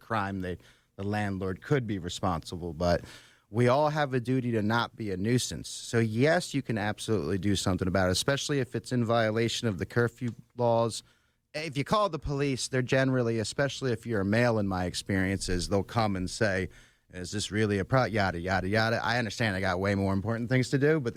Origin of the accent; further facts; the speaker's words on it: Bucks County, Pennsylvania, United States; also born or lived in Northeast Philadelphia; I grew up in Bucks County